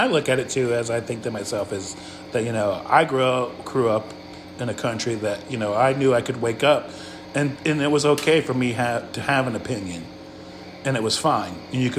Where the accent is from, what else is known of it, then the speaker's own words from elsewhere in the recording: Midwest, United States; also born or lived in the North; now in the South, United States; I live in the South. I grew up in the North. I live in the South.